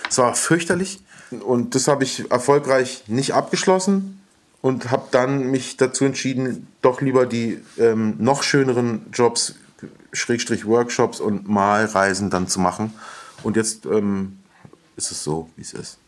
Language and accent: German; Berlin, Germany; In Westberlin. In ähm, aufgewachsen in Wilmersdorf in der Schlangenbader Straße